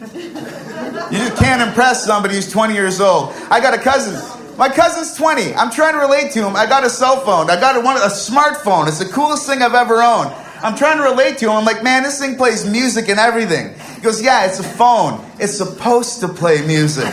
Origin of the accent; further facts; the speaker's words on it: Canada; I'm a Canadian kid